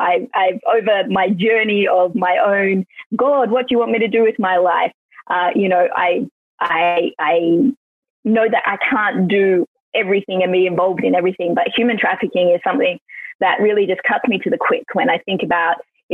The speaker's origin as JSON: {"language": "English", "town": "Melbourne", "region": "Victoria", "country": "Australia", "tie": "born there", "also_born_or_lived": "Queensland / Western Australia / Sydney", "said": "I was born in Melbourne, which I think most people have heard of, but I'm actually a pastor's kid. So we lived in the outback in Queensland. We lived in the far west, Western Australia. I've lived in Sydney."}